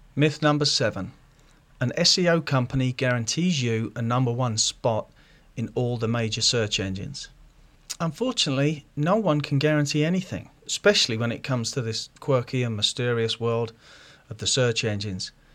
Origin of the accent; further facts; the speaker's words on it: London, United Kingdom; now in Ohio, United States; I'm originally from London, England, but I've moved out here in nineteen ninety-four